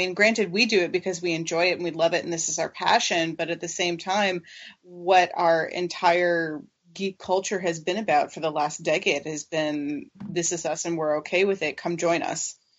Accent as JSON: {"language": "English", "region": "Florida", "country": "United States", "said": "I'm from Florida."}